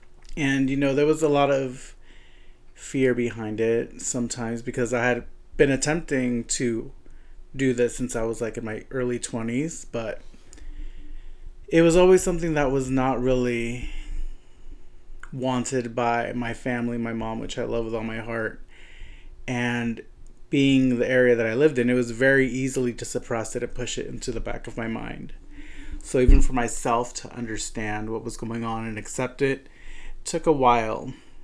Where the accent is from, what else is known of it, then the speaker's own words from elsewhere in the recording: California, United States; So I came from the Central Valley, which is a very small area in comparison to Long Beach and LA.